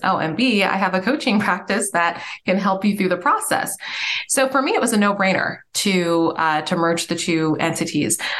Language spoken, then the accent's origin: English; Nigeria; I'm Nigerian